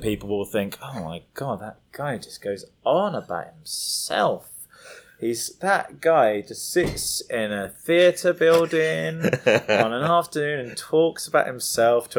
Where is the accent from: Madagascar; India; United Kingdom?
United Kingdom; also born or lived in London; I'm British